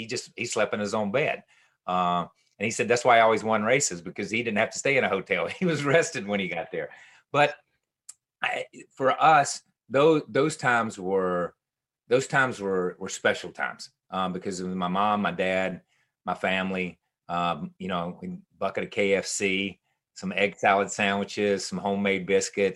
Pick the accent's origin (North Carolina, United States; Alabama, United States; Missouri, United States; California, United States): North Carolina, United States; Level Cross; we're from Level Cross, North Carolina, where everybody had a farm. We just happened to raise race cars for a living